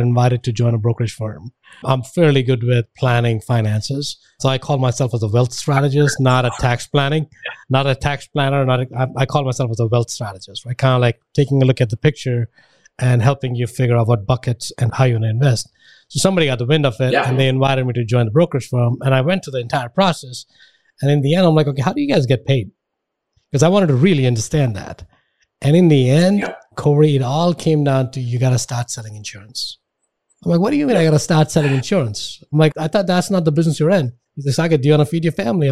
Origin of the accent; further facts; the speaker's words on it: Delhi, India; now in United States; I grew up in India